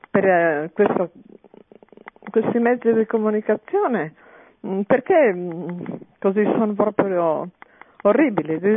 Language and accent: Italian; Veneto, Italy; now in Milan, Italy; A Milano, ma io sono veneta.